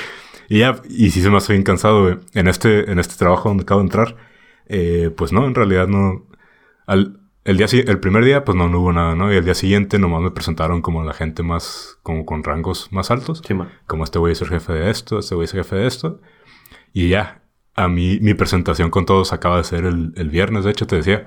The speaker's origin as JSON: {"language": "Spanish", "town": "Tijuana", "region": "Baja California", "country": "Mexico", "moved": "yes", "said": "de Tijuana"}